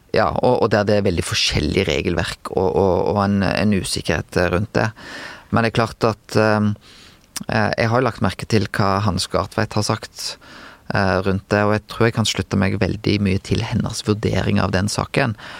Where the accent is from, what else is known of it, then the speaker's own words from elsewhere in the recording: Bømlo, Vestland, Norway; jeg er vestlending, og jeg har skiteknikk som en vestlending